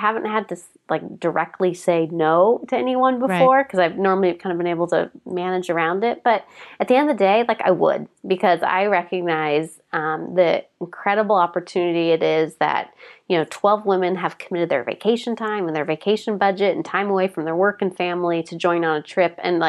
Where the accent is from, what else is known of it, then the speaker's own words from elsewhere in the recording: Portland, Oregon, United States; come from Portland, we do things always a little different here.